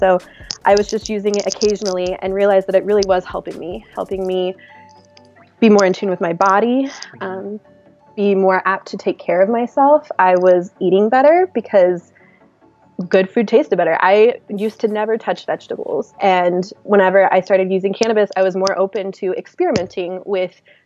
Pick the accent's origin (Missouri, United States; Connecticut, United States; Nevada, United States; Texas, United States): Missouri, United States; I grew up in Missouri, very conservative Midwest type of lifestyle.